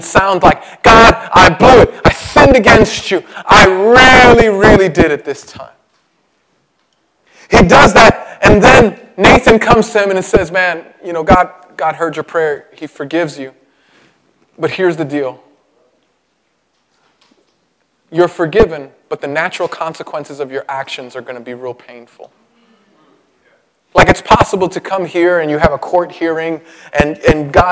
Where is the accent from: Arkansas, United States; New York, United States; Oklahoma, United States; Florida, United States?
New York, United States; New York City; I was born in Brooklyn, my mother on welfare